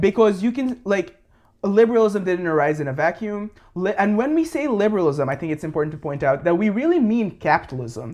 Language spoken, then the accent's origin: English; Bangladesh; I'm from Bangladesh, born and raised, uh, grew up there.